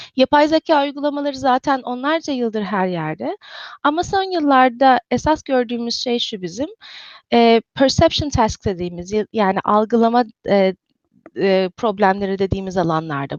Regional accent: İzmir, Turkey; moved away as an adult; also born or lived in Istanbul / Cambridge, Massachusetts; now in Redmond, United States; İzmirliyim. Ee, İzmir'de doğdum, büyüdüm.

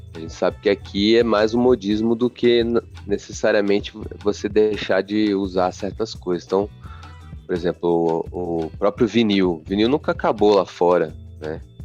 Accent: Brazil; A gente, nós como brasileiros

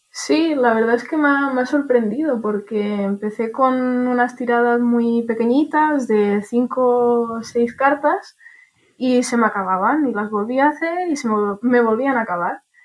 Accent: Barcelona, Catalonia, Spain; de Barcelona

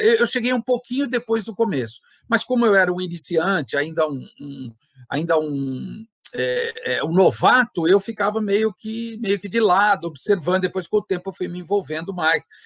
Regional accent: Santo André, São Paulo, Brazil; eu sou da cidade de Santo André

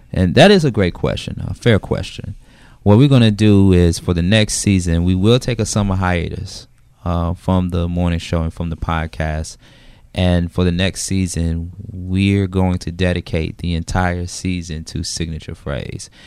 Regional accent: Macon, Georgia, United States; and I'm from Macon, Macon, Georgia.

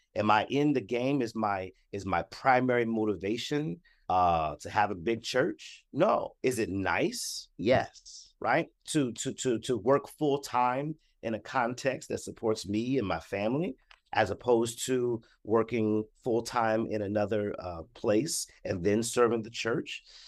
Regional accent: Columbus, Ohio, United States; I am from Columbus, Ohio.

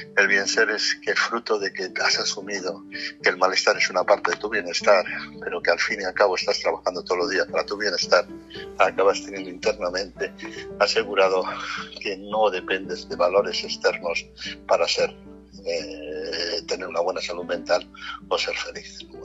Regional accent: Castile and León, Spain; moved away; todos los castellanos que estamos por todo el mundo

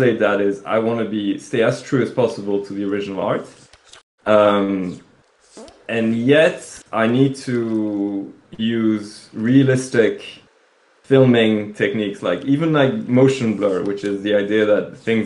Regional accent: Belgium; that's back home. I come from Belgium

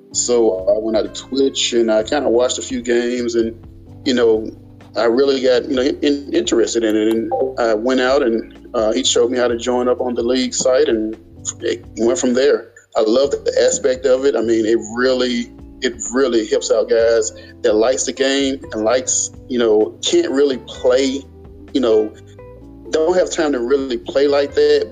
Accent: Birmingham, Alabama, United States; Birmingham, Alabama.

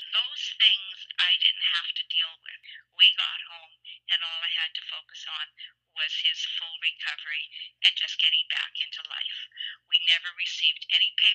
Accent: Canada; I'm Canadian

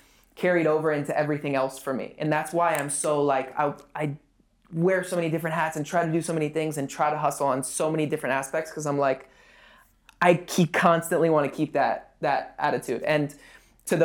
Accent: West Hollywood, California, United States; I grew up in West Hollywood

